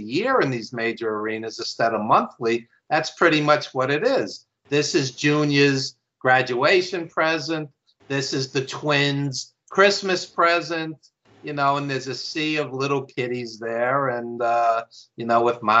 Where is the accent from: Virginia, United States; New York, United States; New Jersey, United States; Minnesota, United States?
New York, United States; accent: New York; I live in New York, obviously, as you could tell by my accent